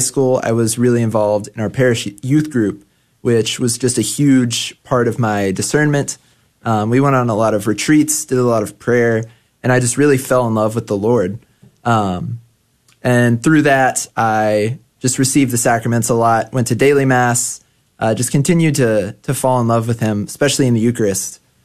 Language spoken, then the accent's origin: English; Grand Prairie, Texas, United States; I grew up in Grand Prairie, Texas, um, which is about 20 minutes away from the seminary.